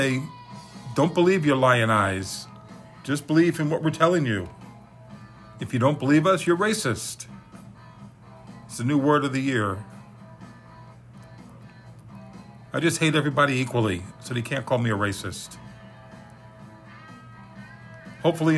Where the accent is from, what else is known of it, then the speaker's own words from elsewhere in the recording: New York, United States; also born or lived in Deerfield Beach, Florida; now in Florida, United States; three guys I grew up with in New York